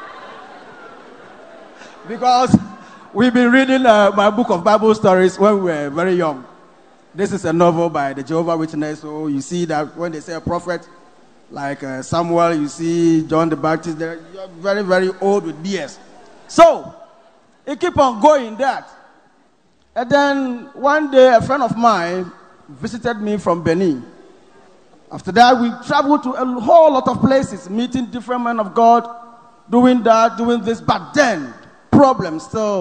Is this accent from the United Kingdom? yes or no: no; Ghana; I'm from Ghana